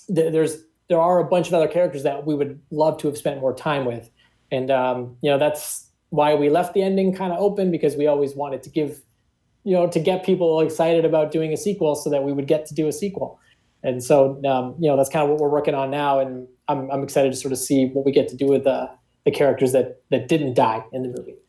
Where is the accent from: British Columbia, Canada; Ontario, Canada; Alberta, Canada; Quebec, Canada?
Ontario, Canada; Toronto; we're all from Toronto